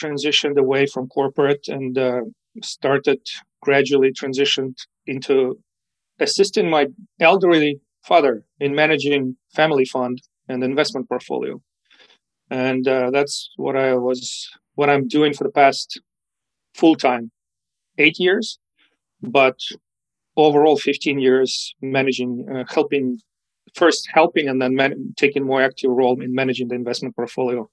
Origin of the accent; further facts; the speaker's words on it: Ukraine; English is a second language; moved away as an adult; also born or lived in Moscow; I was born in the USSR. This gives you an idea of how old I might be. I spent my childhood in Ukraine, and that's where I get my accent from.